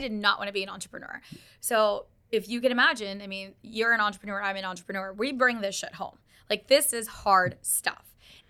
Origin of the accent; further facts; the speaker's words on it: Dallas, Texas, United States; also born or lived in Karachi; And we moved to Dallas. I was one. And then my brother was born in Texas. And so I grew up in Dallas like half of my life. And so go Cowboys. And so we grew up in Texas.